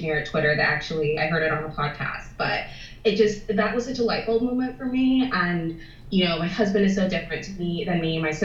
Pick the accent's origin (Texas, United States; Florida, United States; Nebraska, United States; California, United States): Florida, United States; moved away as an adult; now in Bristol, United Kingdom; we're both from Florida